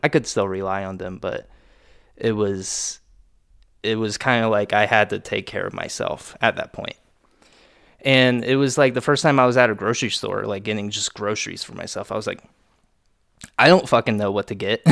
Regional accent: Lewisburg, Ohio, United States; also born or lived in Dayton, Ohio; grew up in Lewisburg, Ohio

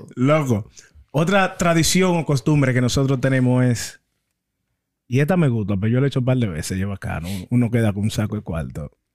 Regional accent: Dominican Republic; En nuestra bella, linda y adorada República Dominicana

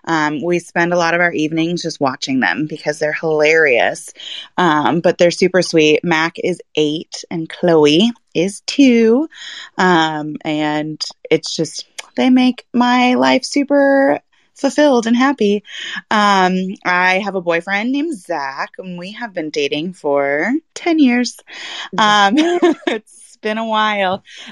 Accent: Germany; I grew up in Germany, and so traveling has kind of been how I was raised and how I grew up.

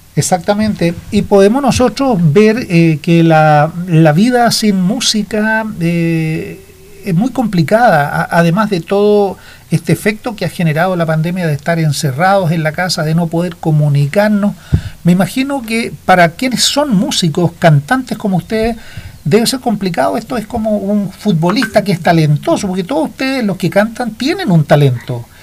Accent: Chile; en nuestro país

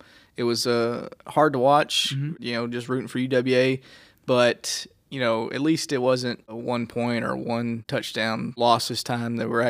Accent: Mississippi, United States; I'm from Mississippi

